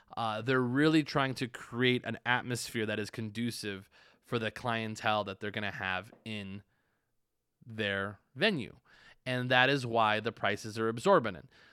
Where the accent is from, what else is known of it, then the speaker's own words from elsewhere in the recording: Tucson, Arizona, United States; now in Las Vegas, United States; there are parts of Tucson that I don't frequent 'cause I grew up there